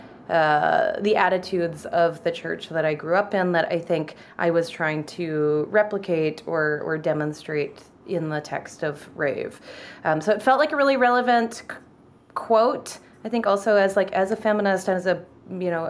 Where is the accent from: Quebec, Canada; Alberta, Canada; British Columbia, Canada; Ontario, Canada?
British Columbia, Canada; Victoria; moved away as an adult; also born or lived in Wisconsin / Chicago; now in United States; the church that I went to growing up in Victoria